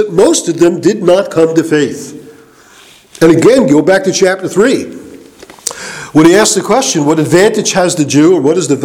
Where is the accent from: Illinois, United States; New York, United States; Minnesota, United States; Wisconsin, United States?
New York, United States; growing up in New York because I lived in a basically Jewish section